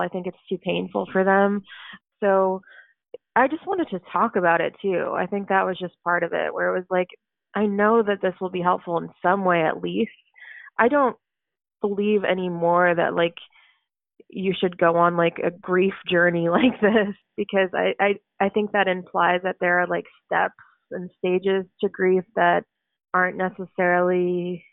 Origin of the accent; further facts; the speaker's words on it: Oak Park, Illinois, United States; also born or lived in Chicago; I live in Chicago and I grew up in Oak Park, so it's only like 20 minutes away